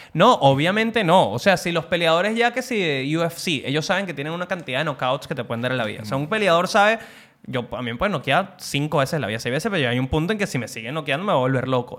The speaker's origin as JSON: {"language": "Spanish", "country": "Venezuela", "moved": "yes", "said": "yo vengo del país de Chávez y la Vinotinto"}